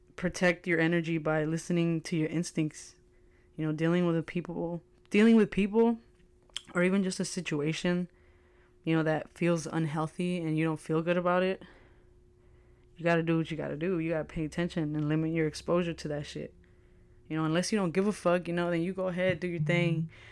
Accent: United States; I am an American

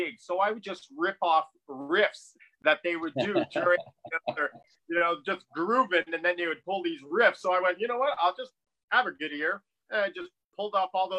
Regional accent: Montreal, Quebec, Canada; also born or lived in New York; I am originally from Montreal. Lived in New York for a while.

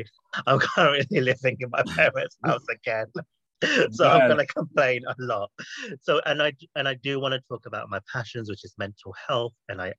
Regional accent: England, United Kingdom; now we're back in our home countries, England and America

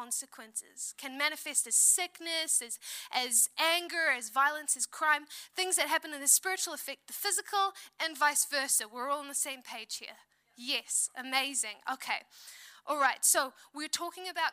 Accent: South Africa; now in New Zealand; I'm from South Africa. We went back to South Africa at the start of this year

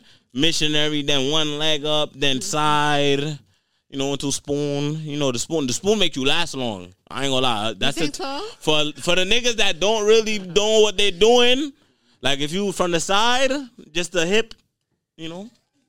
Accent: Jamaica; And I'm Jamaican

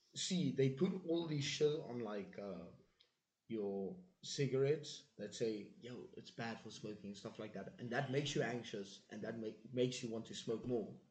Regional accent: South Africa; moved away; I'm from South Africa

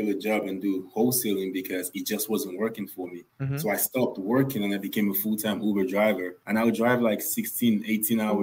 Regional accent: Nigeria; moved away as an adult; also born or lived in New York, United States; now in Atlanta, United States; I am originally Nigerian. I was born in Nigeria. I actually didn't leave Nigeria until I was 20 years old

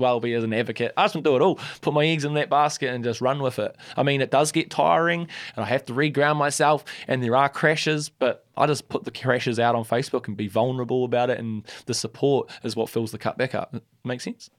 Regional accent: Christchurch, Canterbury, New Zealand; I love Christchurch, and that's my hometown, born and bred.

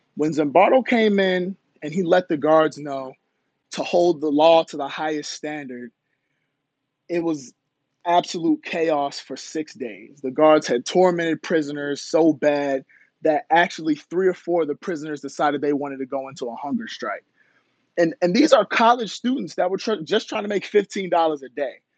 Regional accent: Baltimore, Maryland, United States; also born or lived in Howard County, Maryland / Jamaica (ancestry); I'm from Baltimore, Maryland originally, went to school in Howard County, Maryland

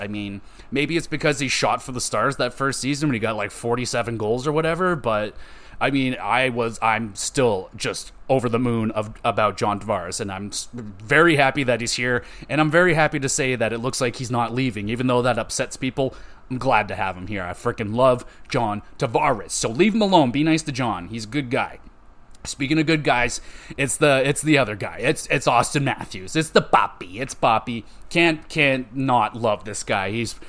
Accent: Oshawa, Ontario, Canada; I grew up in Oshawa

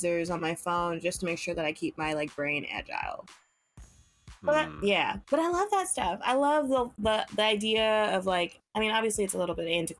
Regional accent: Los Angeles, California, United States; moved away as an adult; now in New York, United States; from LA, born and raised, went to school in LA, went to college

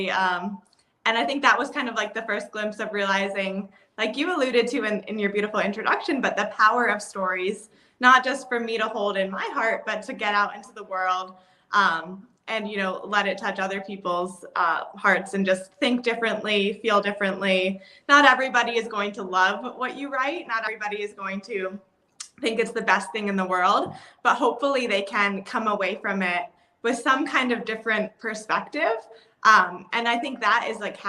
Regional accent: Michigan, United States; moved away; I'm now back in my hometown in Michigan

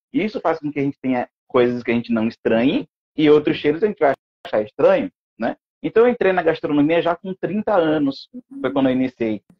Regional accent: Pernambuco, Brazil; sou pernambucano

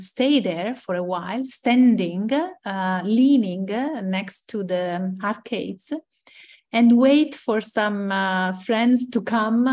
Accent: Ascoli Piceno, Marche, Italy; moved away as an adult; also born or lived in Bologna; I was used to live in my hometown, Ascoli Piceno

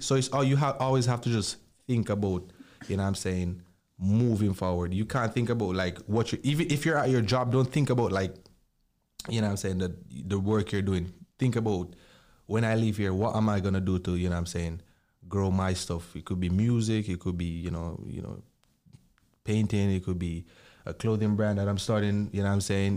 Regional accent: Jamaica; growing up in Jamaica

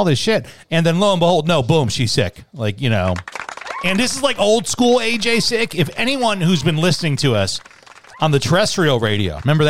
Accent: Chicago, Illinois, United States; now in Arizona, United States; A radio station I grew up listening to in Chicago, B96.

